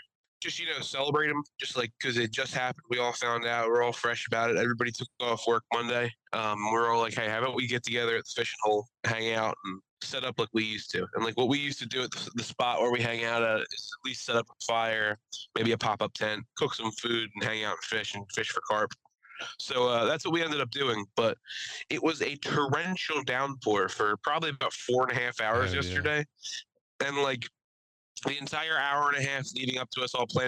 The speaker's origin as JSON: {"language": "English", "region": "New Jersey", "country": "United States", "moved": "yes", "lives_now": "Pennsylvania, United States", "said": "I'm from New Jersey. I moved over to PA"}